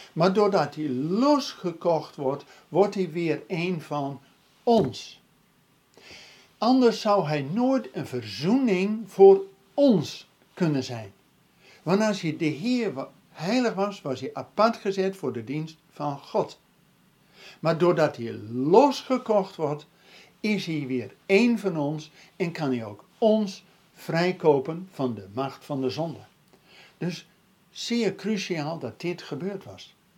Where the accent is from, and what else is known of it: Netherlands